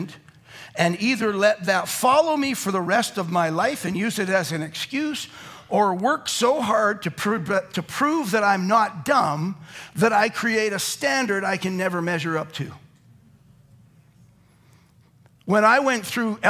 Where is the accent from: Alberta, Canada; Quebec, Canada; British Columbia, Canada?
Alberta, Canada; Calgary; I grew up in Calgary, where everyone was white.